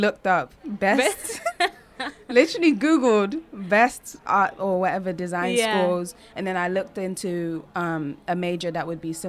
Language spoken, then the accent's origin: English; London, United Kingdom; also born or lived in New York, United States / Nigeria; I went to school in Nigeria for a little bit, a few years. And then went to London and started school in London in about year two. Okay. And then from year two to pretty much 18.